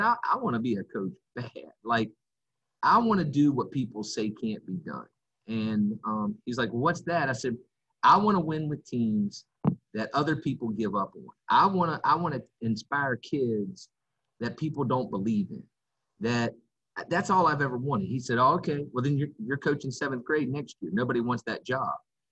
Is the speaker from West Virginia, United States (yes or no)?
yes; West Virginia, United States; moved away as an adult; now in South Carolina, United States; Where I grew up in West Virginia was about an hour and a half outside of Washington, D.C.